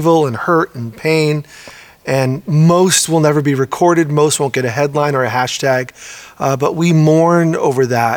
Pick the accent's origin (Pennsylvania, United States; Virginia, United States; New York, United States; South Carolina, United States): New York, United States; now in Oregon, United States; a Puerto Rican born and raised in New York, now living in Oregon